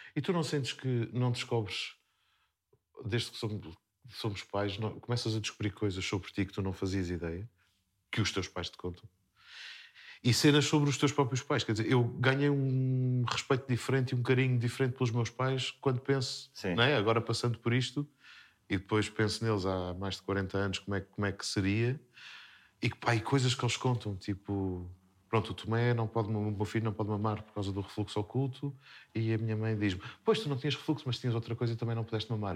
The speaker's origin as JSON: {"language": "Portuguese", "area": "Terceira", "region": "Azores", "country": "Portugal", "accent": "Terceira accent", "said": "Nós, na terceira, basicamente, nós falamos rápido e comemos os R's."}